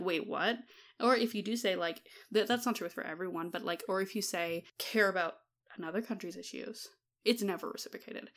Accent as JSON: {"language": "English", "region": "Alberta", "country": "Canada", "tie": "born or raised there", "also_born_or_lived": "Claresholm, Alberta", "said": "as someone who grew up in Alberta"}